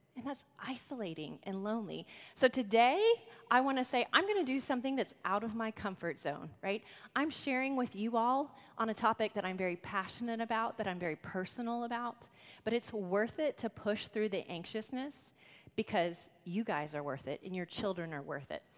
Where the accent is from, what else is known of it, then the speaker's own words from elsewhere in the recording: The Woodlands, Texas, United States; We are from the Woodlands, Texas.